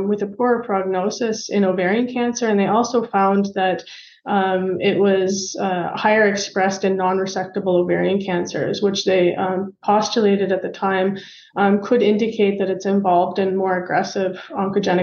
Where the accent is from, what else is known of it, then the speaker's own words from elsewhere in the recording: Canada; moved away as an adult; also born or lived in London, Ontario, Canada; now in Germany; I am Canadian